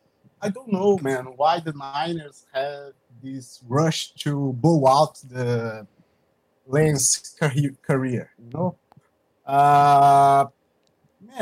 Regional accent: São Paulo, Brazil; I'm from Brazil.

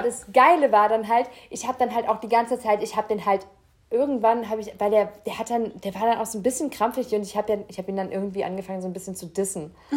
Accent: Rhineland-Palatinate, Germany; ich bin ja Pfälzer

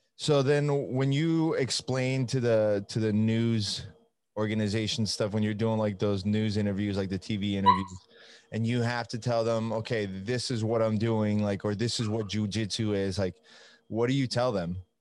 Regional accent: Italy; now in United States; I'm from Italy

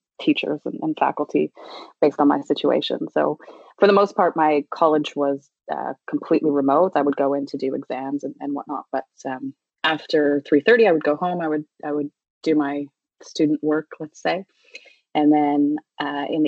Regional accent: Prince Edward County, Ontario, Canada; I grew up in Prince Edward County, which back then was not as fancy as it is now

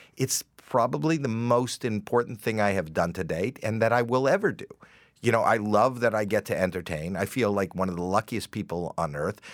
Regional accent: Toronto, Ontario, Canada; me coming from Toronto, but the fact that it is my hometown

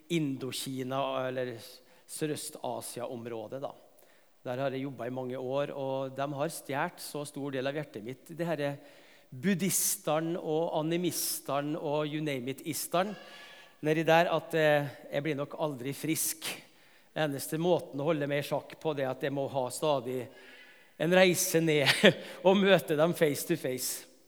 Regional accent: Tingvoll, Møre og Romsdal, Norway; moved away; på Tingvoll i heimbygda mi

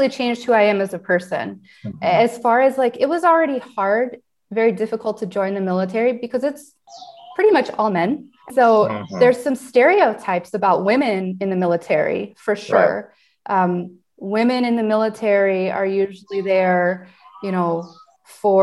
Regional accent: United States; moved away as an adult; also born or lived in Ecuador; now in Ukraine; I was born in the United States

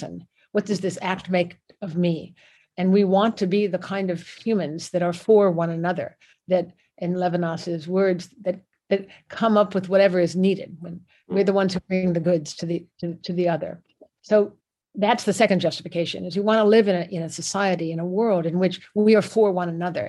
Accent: United States; my birth as an American

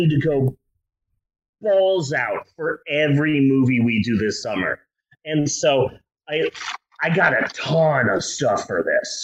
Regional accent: United States; we're American

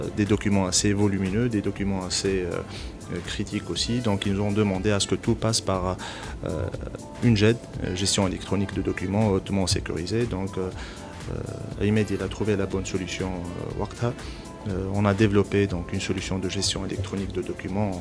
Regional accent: Tunisia; en tant que Tunisien

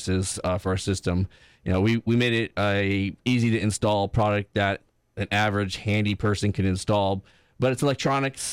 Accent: Tampa, Florida, United States; I grew up in Tampa.

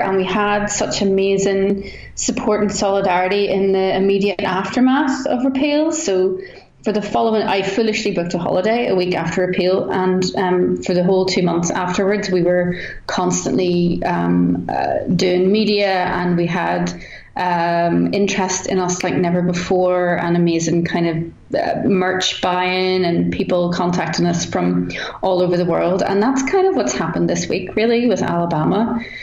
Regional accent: Northern Ireland, United Kingdom

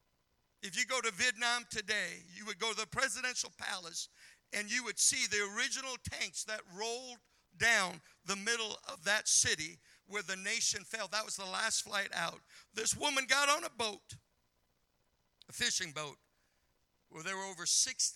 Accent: Montana, United States; moved away; growing up in Montana

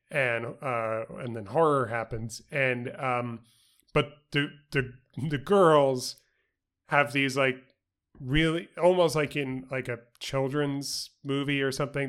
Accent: New York City, New York, United States; at Christina's Deli in my hometown, uh, in Queens, New York

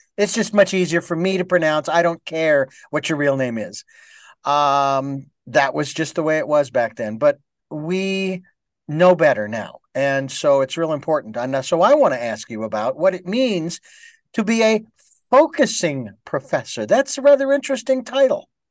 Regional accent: Phoenix, Arizona, United States; moved away; when I was in Phoenix, that's my hometown

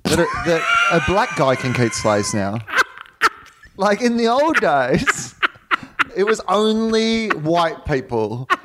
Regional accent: Australia; now in United States; I'm here as an Australian

